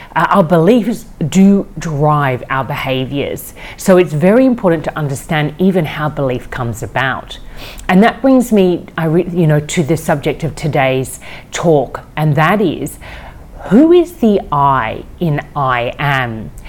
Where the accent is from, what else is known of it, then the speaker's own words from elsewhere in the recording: Australia; also born or lived in Amsterdam, Netherlands; I was born in Amsterdam, I grew up in Australia.